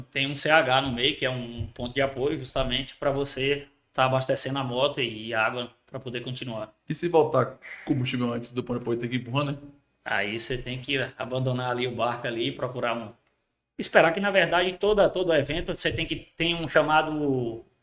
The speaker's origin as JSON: {"language": "Portuguese", "region": "Bahia", "country": "Brazil", "lives_now": "Barreiras, Brazil", "said": "Então, na, na, na minha cidade eu não sou daqui da, de Barreiras, eu sou da Chapada Diamantina."}